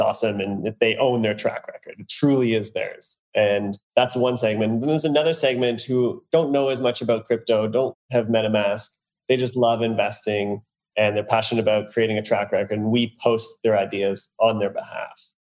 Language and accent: English; Canada; now in New York, United States; I grew up in Canada. And now, as you said, I'm living in New York